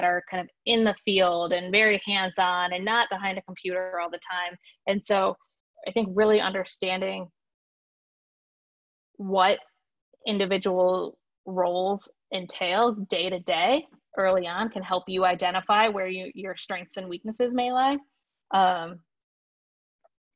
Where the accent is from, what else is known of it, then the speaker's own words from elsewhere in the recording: Michigan, United States; also born or lived in Chicago; now in Tampa, United States; I'm from Michigan. I'm a Michigander at heart